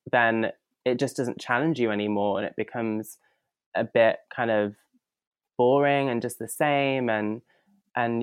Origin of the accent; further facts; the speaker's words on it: Leicester, East Midlands, United Kingdom; moved away as an adult; now in London, United Kingdom; I moved from Leicester in the Midlands 5 years ago, I moved for my job